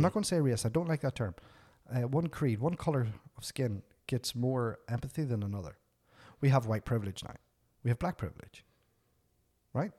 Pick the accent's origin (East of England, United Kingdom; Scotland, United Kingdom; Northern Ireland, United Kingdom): Northern Ireland, United Kingdom; moved away as an adult; now in Canada; growing up in Northern Ireland, the height of the troubles